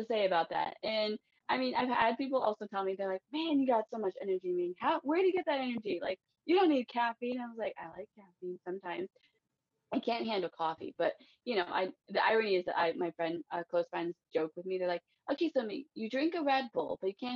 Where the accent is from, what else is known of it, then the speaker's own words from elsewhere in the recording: East Coast, United States; I was raised in America